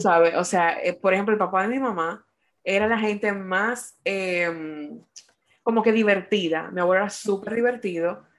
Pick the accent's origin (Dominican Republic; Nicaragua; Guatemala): Dominican Republic; now in United States; nosotros como dominicanos